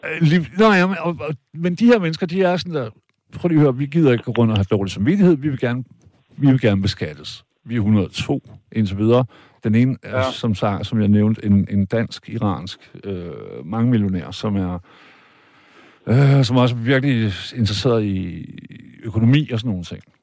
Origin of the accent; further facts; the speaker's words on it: Denmark; Jeg er selv jyde